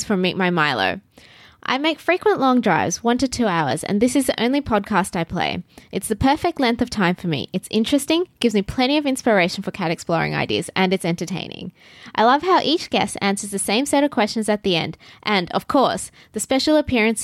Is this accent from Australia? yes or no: yes; Australia; Aussies at heart